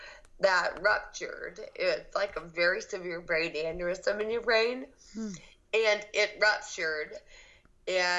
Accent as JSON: {"language": "English", "town": "Athens", "region": "Georgia", "country": "United States", "tie": "born or raised there", "also_born_or_lived": "Los Angeles, California", "moved": "as an adult", "lives_now": "Alabama, United States", "said": "I am from Athens, Georgia, born and raised"}